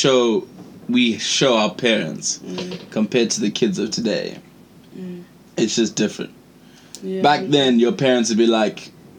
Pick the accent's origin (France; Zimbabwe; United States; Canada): Zimbabwe; moved away; born and bred in Zimbabwe, like, I'm a Shona, but see me, I just hated the subject. Like, my Shona is very limited